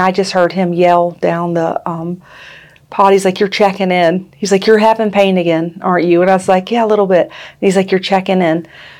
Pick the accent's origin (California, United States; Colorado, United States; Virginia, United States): Virginia, United States; Lynchburg; also born or lived in Blacksburg, Virginia / Roanoke, Virginia / Bedford, Virginia; I grew up in Lynchburg and I left and went to Blacksburg for a while. I graduated from Virginia Tech and just stayed there.